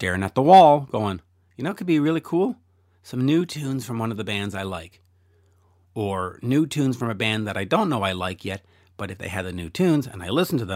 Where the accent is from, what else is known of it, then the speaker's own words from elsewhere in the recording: Canada; I'm Canadian